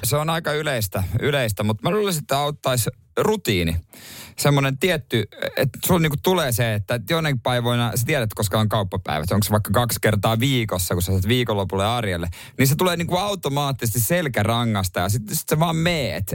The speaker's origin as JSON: {"language": "Finnish", "town": "Seinäjoki", "region": "South Ostrobothnia", "country": "Finland", "said": "mä oon Seinäjoelta"}